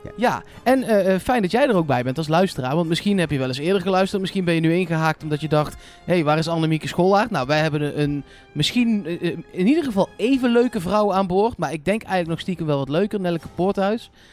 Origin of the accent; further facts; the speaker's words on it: Eindhoven, North Brabant, Netherlands; Ja, ik kom uit Eindhoven